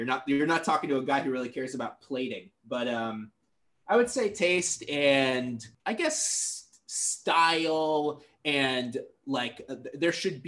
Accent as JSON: {"language": "English", "town": "Portland", "region": "Oregon", "country": "United States", "moved": "yes", "said": "I'm from Portland, Oregon originally"}